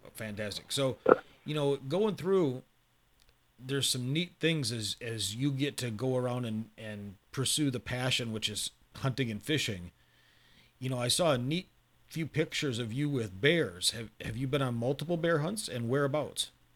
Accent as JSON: {"language": "English", "region": "Michigan", "country": "United States", "tie": "born or raised there", "said": "I grew up in Michigan"}